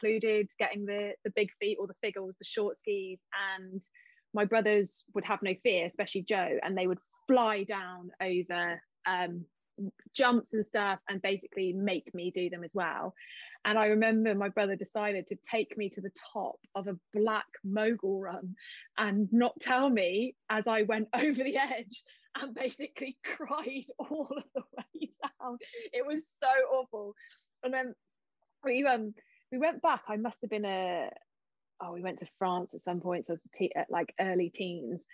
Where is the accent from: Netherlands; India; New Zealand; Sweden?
New Zealand; moved away; I grew up in New Zealand. We used to go to the mountains all the time